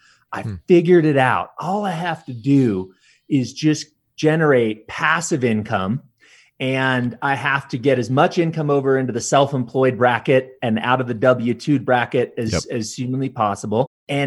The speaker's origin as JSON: {"language": "English", "region": "California", "country": "United States", "tie": "born or raised there", "said": "I was raised in Southern California and raised by a single mother."}